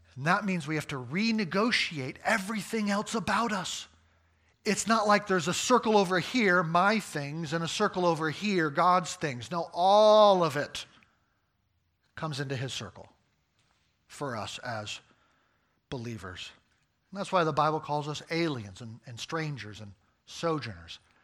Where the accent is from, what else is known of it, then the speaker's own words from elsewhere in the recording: United States; I'm an American